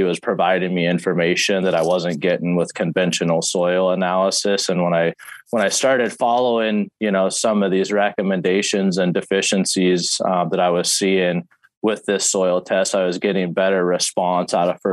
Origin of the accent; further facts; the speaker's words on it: Walla Walla, Washington, United States; I moved back to my hometown of Walla Walla here in Washington State